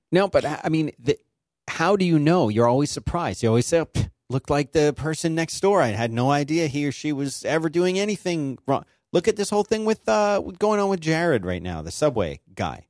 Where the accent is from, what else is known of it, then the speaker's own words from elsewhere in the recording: Philadelphia, Pennsylvania, United States; I'm from Philly